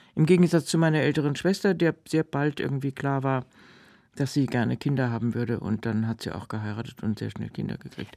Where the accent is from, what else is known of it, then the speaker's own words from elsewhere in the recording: Frankfurt, Hesse, Germany; also born or lived in Thuringian Forest / Heidelberg; nach dem Ende des Zweiten Weltkriegs im Juni, glaube ich, sind wir aus dem Thüringer Wald nach Frankfurt